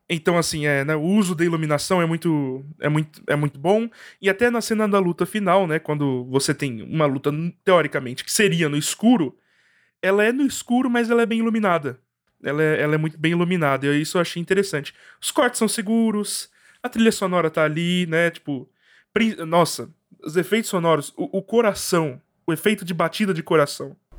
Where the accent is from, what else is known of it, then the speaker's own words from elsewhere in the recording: Brazil; minha vivência como brasileiro e como estudante de direito